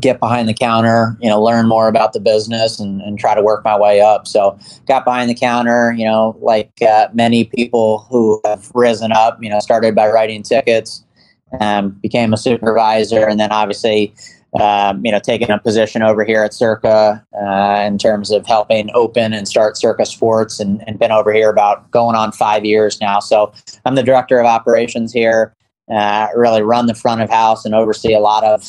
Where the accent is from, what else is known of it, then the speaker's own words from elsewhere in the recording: East Coast, United States; Yeah, I grew up on the East Coast.